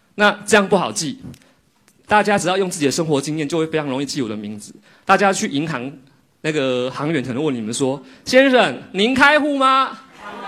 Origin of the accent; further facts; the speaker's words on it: Taiwan; 台湾来的时候呢，我就带我小时候常吃的台湾零食